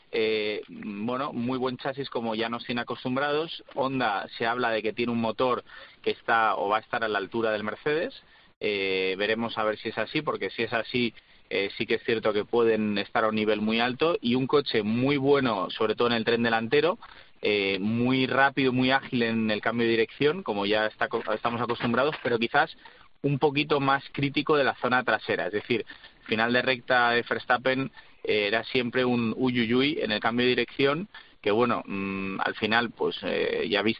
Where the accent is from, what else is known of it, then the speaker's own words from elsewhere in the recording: Spain; que soy español, ¿eh?